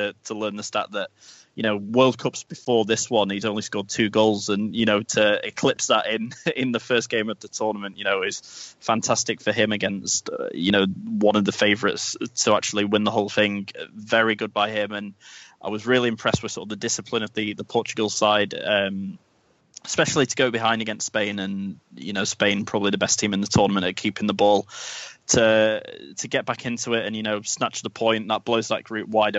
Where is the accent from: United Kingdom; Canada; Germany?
United Kingdom; England; as an Englishman